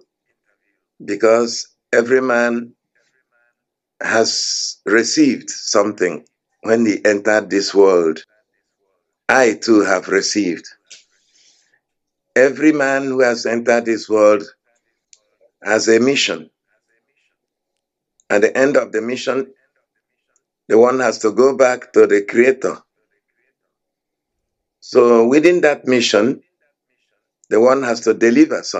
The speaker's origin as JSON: {"language": "English", "area": "Ngwa district", "region": "Abia", "country": "Nigeria", "tie": "born or raised there", "said": "in the Ngwa district. So I come then from Abia State"}